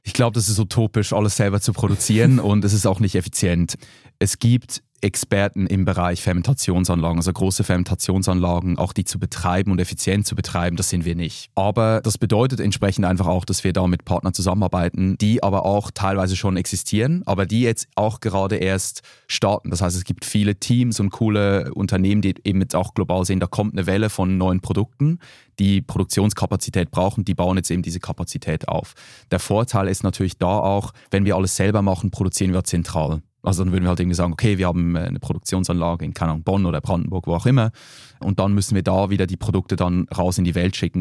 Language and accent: German; Switzerland; now in Berlin, Germany; Ich bin ja Schweizer, bei uns